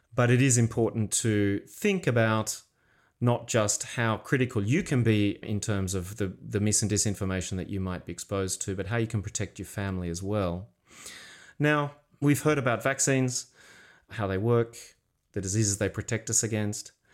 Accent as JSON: {"language": "English", "country": "Australia", "said": "we're Australian"}